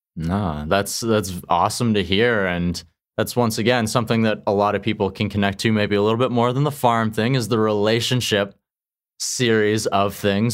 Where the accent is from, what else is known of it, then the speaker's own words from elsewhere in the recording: Qu'Appelle Valley, Saskatchewan, Canada; I'm originally from Saskatchewan